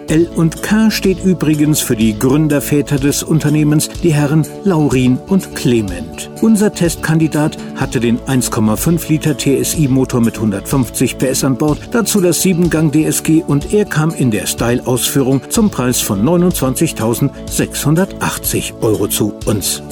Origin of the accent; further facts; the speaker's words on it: Germany; Bei uns in Deutschland sagt man meistens Skoda mit langgezogenem O.